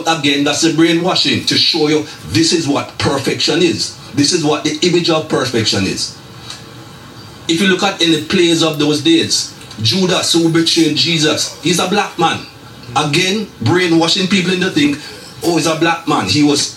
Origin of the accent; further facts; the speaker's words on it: Jamaica; moved away; as a young man growing up in Jamaica